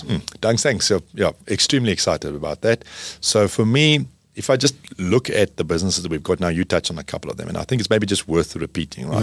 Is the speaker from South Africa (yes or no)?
yes; South Africa; as a South African